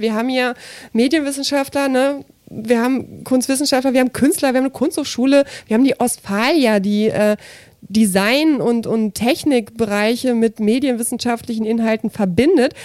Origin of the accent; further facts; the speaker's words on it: Braunschweig, Lower Saxony, Germany; aus Braunschweig